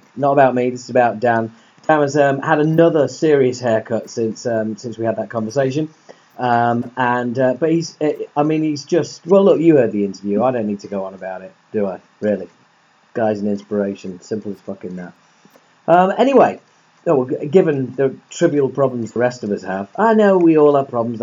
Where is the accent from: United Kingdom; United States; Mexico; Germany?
United Kingdom; Yorkshire and the Humber; I'm a Yorkshireman